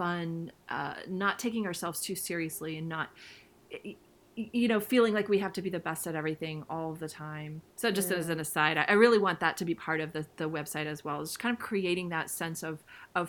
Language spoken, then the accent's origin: English; Ohio, United States; I'm from, you know, Midwest Ohio, so there's a lot of cornfields here